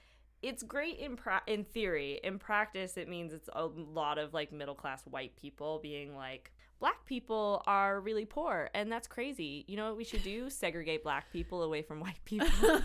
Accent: Winnipeg, Manitoba, Canada; born there; I was born in Grace Hospital.

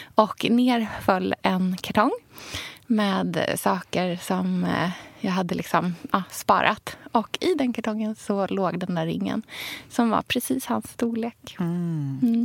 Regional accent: Sweden; also born or lived in Australia; jag hade ju en ganska eh, ja, men splittrad uppväxt där eh, den som jag hade här i Sverige

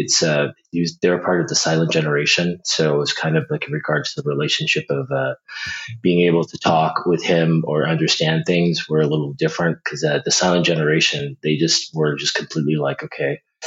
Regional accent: Los Angeles, California, United States; I actually grew up in Los Angeles, in an area called Crenshaw

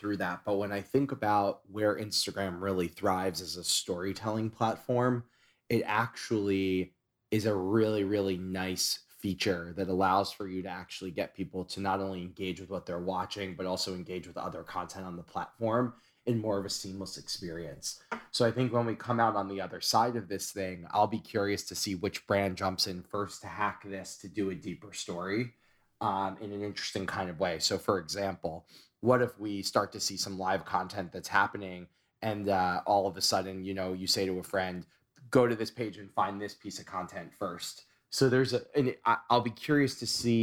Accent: New York, United States; as a New Yorker

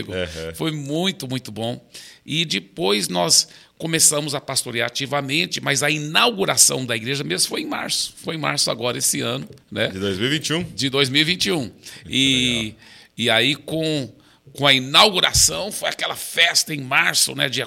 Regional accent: Belo Horizonte, Minas Gerais, Brazil; born there; E eu fui o único que nasci no Brasil. É, meus pais estavam plantando igrejas em Minas Gerais, e eu nasci em Belo Horizonte.

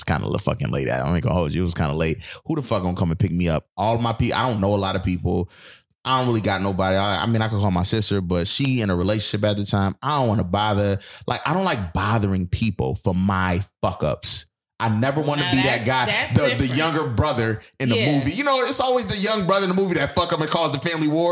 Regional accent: Buffalo, New York, United States; moved away; I'm from Buffalo.

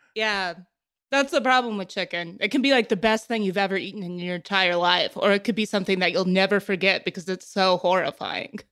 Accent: Texas, United States; I'm from Texas, so I'm a Doctor Pepper and Big Red family.

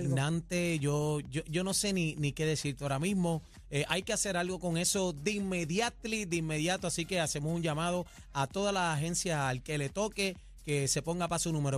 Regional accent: San Juan, Puerto Rico; Yo soy parcelero, de, yo soy de Parcela Falú con mucho orgullo y honra

